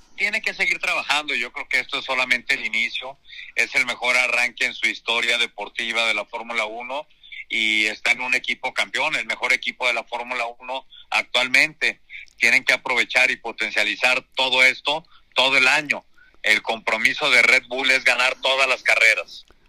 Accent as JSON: {"language": "Spanish", "country": "Mexico"}